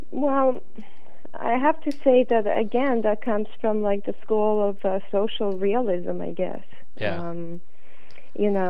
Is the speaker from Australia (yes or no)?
no; Canada; born there; English is a second language; moved away; even though I was born in Canada and uh, when I moved back in 1990, I still felt like an immigrant